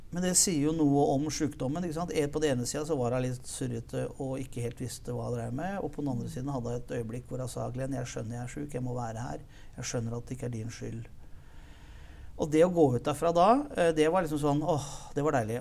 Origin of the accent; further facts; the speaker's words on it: Lillestrøm, Akershus, Norway; Født og oppvokst i Lillestrøm.